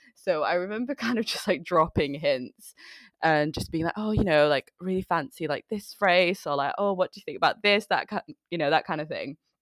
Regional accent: Manchester, North West England, United Kingdom; moved away as an adult; also born or lived in Chittagong, Bangladesh; now in London, United Kingdom; I came here when I was five years old.

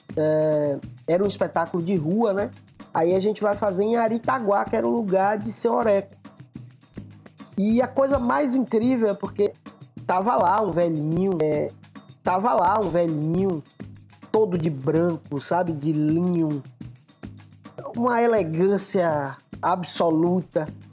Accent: Ibicaraí, Bahia, Brazil; no bairro Vermelho, que é o, o meu bairro, o bairro onde eu cresci, um bairro periférico

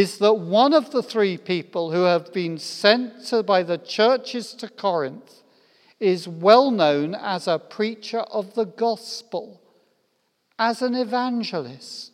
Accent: United Kingdom; I'm British

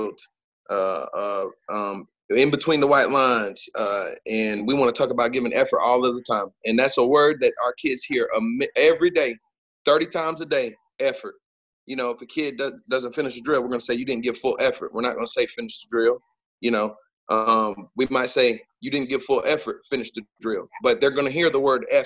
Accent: Fayetteville, North Carolina, United States; moved away as an adult; now in Clinton, United States; I'm from Fayetteville. My father is a military man, so obviously Fort Bragg. Played for Coach Richard Bailey at Jack Britt High School

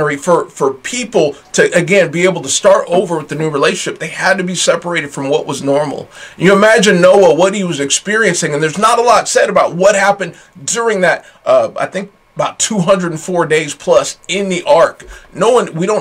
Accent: United States; I'm very American

